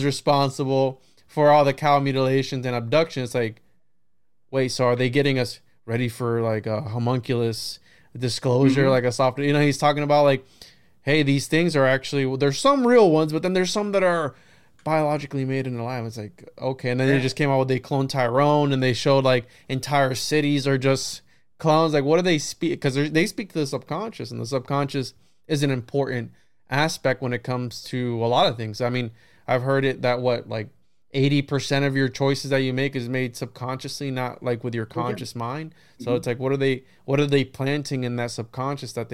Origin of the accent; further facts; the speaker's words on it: Puerto Rico; moved away; I remember growing up in Puerto Rico, I was probably 6 or 7 years old